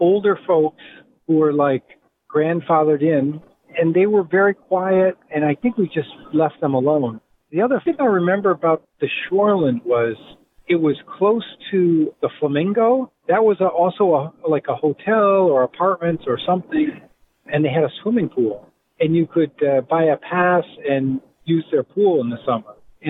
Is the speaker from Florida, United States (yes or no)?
no; Providence, Rhode Island, United States; moved away as an adult; also born or lived in Chicago, Illinois